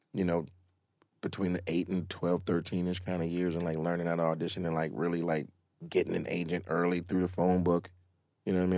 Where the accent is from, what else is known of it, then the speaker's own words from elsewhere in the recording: College Park, Georgia, United States; I'm from College Park